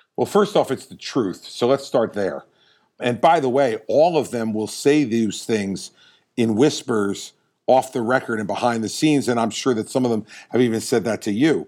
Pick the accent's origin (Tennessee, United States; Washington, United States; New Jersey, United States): New Jersey, United States; I'm from New Jersey